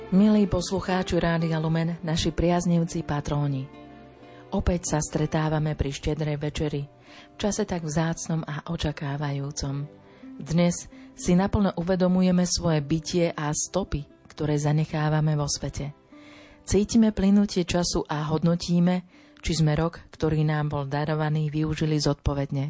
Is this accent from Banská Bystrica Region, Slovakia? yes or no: yes; Dobrá Niva, Banská Bystrica Region, Slovakia; accent: Central Slovak; pochádzam z typicky stredoslovenskej dediny Dobrá Niva, kde sú aj skaly mekie a haluške v misky sa lyžičkov jedli